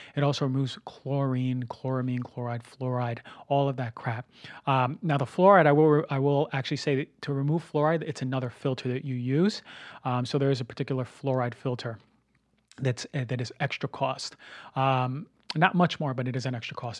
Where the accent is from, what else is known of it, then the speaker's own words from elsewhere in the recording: New Jersey, United States; also born or lived in Venice, Los Angeles; now in Los Angeles, United States; my hometown in New Jersey